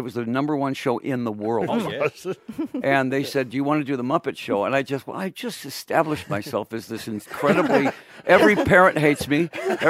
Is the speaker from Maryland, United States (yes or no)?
no; Detroit, Michigan, United States; I'm from Detroit, you know.